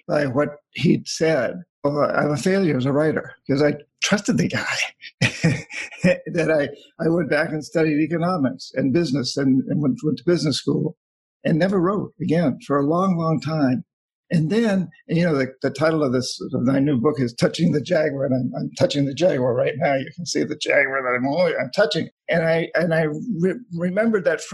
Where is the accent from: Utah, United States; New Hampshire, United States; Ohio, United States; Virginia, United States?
New Hampshire, United States; I grew up in New Hampshire